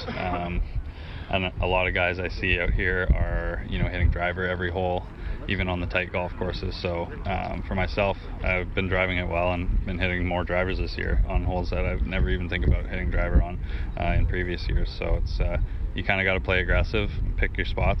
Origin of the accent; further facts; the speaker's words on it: Canada; being a Canadian